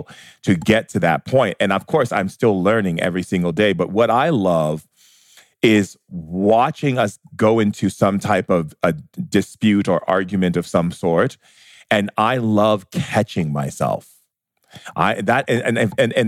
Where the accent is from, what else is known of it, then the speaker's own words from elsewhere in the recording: United States; me being an American